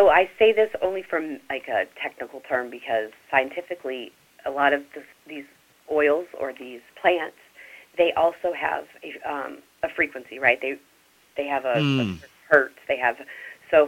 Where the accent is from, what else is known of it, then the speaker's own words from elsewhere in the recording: New Orleans, Louisiana, United States; moved away; I'm from New Orleans originally